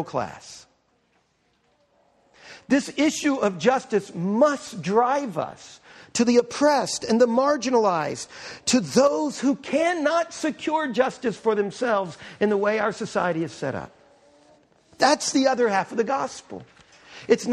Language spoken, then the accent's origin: English; New Orleans, Louisiana, United States; I was born in New Orleans